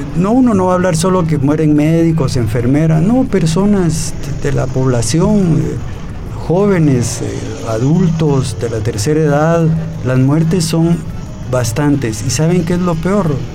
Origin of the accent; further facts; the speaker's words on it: Guatemala; como guatemaltecos